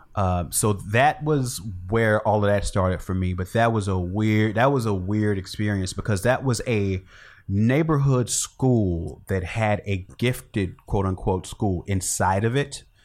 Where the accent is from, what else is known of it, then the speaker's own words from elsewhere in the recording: Chicago, Illinois, United States; moved away; I grew up in Chicago. Born and raised